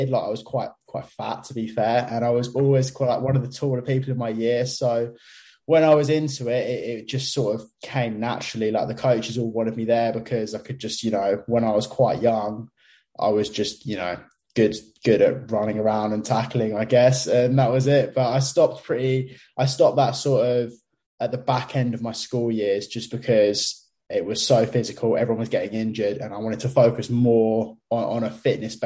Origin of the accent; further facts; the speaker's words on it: Brighton, South East England, United Kingdom; I am from Brighton in the UK, so down on the south coast